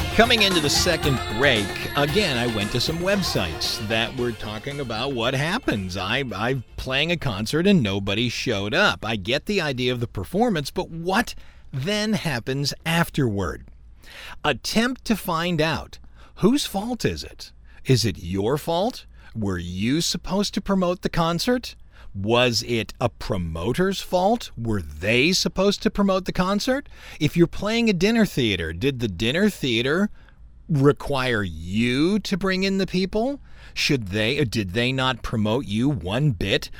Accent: Cleveland, Ohio, United States; now in Louisiana, United States; when I was growing up in Cleveland

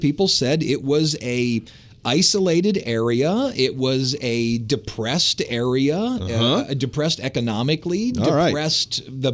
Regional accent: Louisiana, United States; we're from Louisiana.

